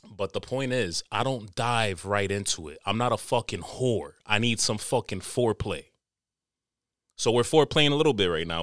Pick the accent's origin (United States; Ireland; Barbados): United States; New York City, New York; I'm a tropical nigga, but I was born in America, born and raised in N Y C